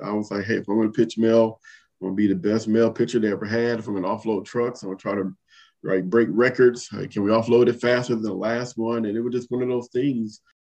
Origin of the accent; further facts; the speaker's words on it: Compton, California, United States; moved away as an adult; I grew up in Compton, California.